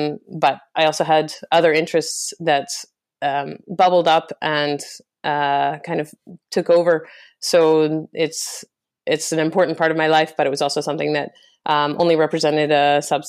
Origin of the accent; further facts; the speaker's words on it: Calgary, Alberta, Canada; now in London, United Kingdom; Born and raised in Calgary, Canada. But I've lived in London for the last 6 years.